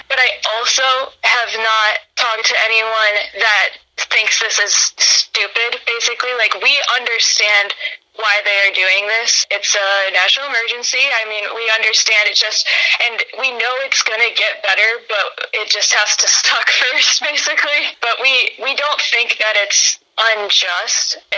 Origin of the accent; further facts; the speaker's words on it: United States; moved away as an adult; also born or lived in Chicago; I grew up in Putnam County.